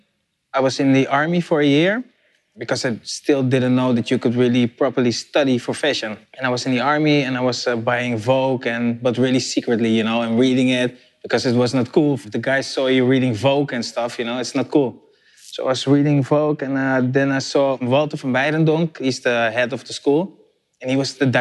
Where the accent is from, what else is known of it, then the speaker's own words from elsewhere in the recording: Curaçao; now in Netherlands; I was from Curaçao